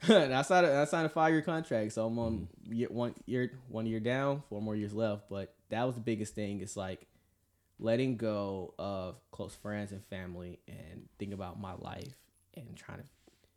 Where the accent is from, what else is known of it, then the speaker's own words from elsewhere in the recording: Atlanta, Georgia, United States; moved away; also born or lived in California; So I was born and raised in Atlanta, Georgia, and so I'm 26 right now, you know, part of the United States Navy. I'm a CS culinary specialist there, and live here for 7 years in California.